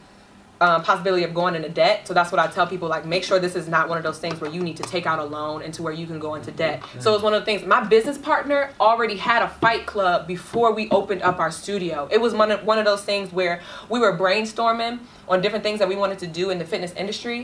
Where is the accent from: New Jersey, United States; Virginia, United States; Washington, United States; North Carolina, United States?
Virginia, United States; Richmond; moved away as an adult; now in Maryland, United States; I'm originally from Richmond, Virginia